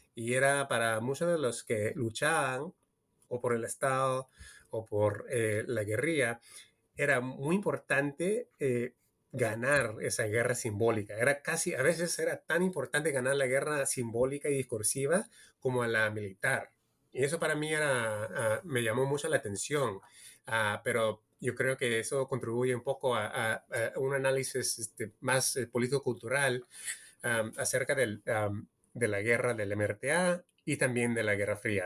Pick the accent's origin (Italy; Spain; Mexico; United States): United States; California; also born or lived in Peru; yo soy peruano estadounidense. Yo nací en California, pero de mi, familia es peruana y siempre cuando era niño en los 80 siempre visitaba Perú